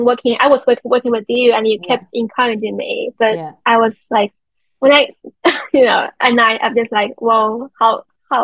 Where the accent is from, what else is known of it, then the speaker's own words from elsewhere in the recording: China; English is a second language; I'm from China, and I know, you know, I belong to the, like, East Asian society